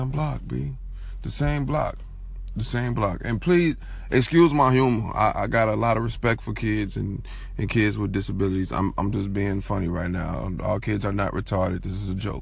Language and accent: English; Chicago, Illinois, United States; I'm from Chicago